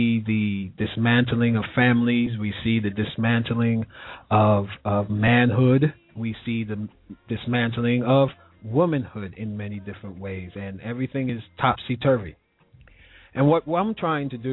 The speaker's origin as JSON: {"language": "English", "town": "New York City", "region": "New York", "country": "United States", "tie": "born or raised there", "moved": "yes", "said": "I will be moving into my hometown back again, New York City"}